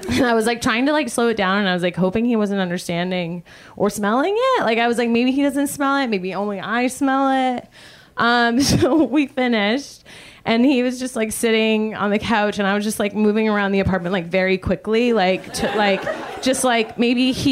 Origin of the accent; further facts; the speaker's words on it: Georgia, United States; ooh, I'm from Georgia, which doesn't explain anything.